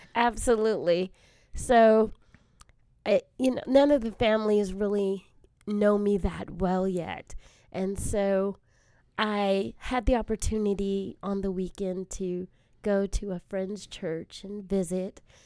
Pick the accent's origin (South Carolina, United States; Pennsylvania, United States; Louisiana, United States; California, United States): California, United States; South Bay, Southern; I am a Southern California gal, born and raised primarily in the South Bay area.